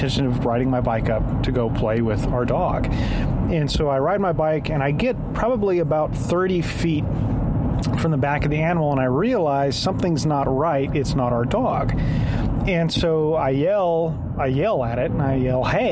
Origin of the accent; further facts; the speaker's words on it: Wilson County, South Texas, United States; I'm from South Texas, rural Wilson County